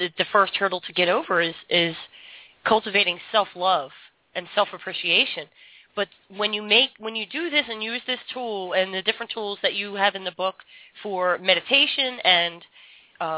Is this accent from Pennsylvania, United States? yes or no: yes; Philadelphia, Pennsylvania, United States; where I grew up in Philadelphia